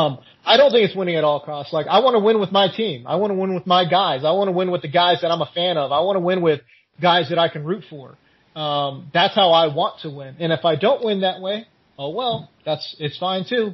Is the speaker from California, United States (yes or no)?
yes; California, United States; I'm from California